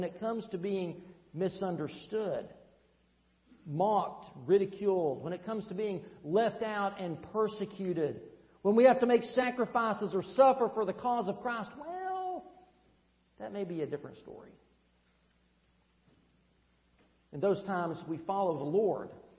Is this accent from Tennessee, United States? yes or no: yes; Tennessee, United States; moved away; That's right. My accent gives me away